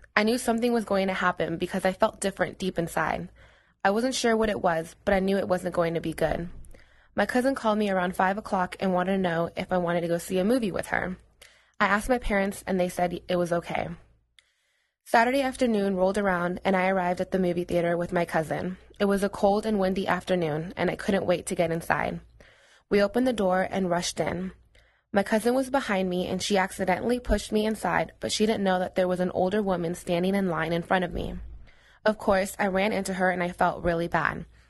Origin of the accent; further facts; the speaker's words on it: United States; I'm Mexican and I'm proud of it, but I was born here in the United States